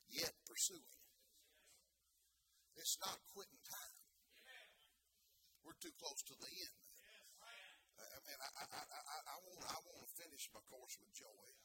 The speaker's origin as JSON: {"language": "English", "region": "the South", "country": "United States", "moved": "yes", "lives_now": "Columbus, United States", "said": "I am from the South."}